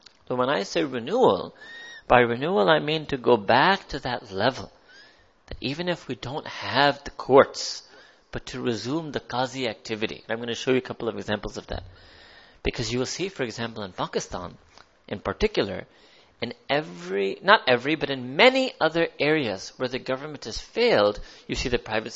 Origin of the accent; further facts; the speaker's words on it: United States; I was born in America